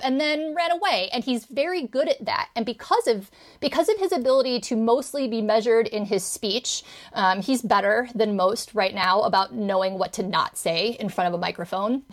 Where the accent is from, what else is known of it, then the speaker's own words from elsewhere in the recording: Indiana, United States; my home state of Indiana